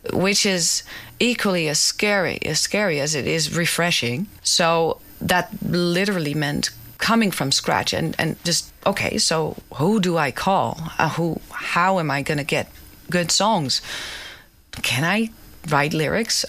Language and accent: English; Amsterdam, North Holland, Netherlands; the Jordaan, which is the neighborhood I grew up in in Amsterdam.